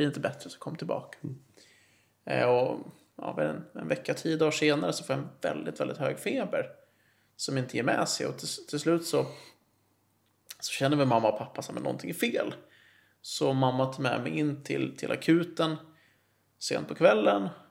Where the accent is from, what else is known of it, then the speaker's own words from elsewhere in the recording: Nacka, Stockholm County, Sweden; now in Täby, Sweden; jag är uppvuxen i Nacka och sen flyttade jag till Täby 2010